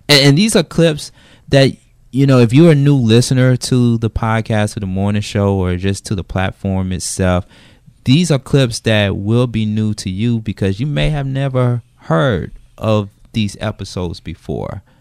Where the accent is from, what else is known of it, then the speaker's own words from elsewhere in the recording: Macon, Georgia, United States; and I'm from Macon, Macon, Georgia.